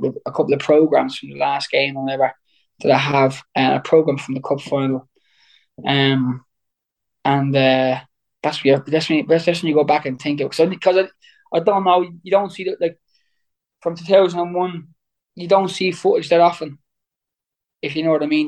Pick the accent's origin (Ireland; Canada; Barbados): Ireland; Waterford, Munster; I was in my hometown